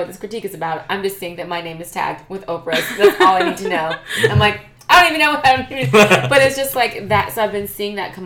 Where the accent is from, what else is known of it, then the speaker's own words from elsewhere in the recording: Louisiana, United States; now in Oakland, United States; I live in Oakland... I grew up in Louisiana